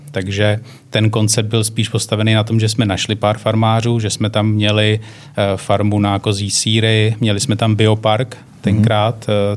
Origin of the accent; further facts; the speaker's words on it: Czechia; jako Češi